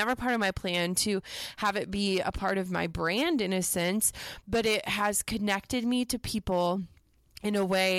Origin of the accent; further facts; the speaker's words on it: Midwest, United States; growing up in the Midwest, you know, we don't do humble brags.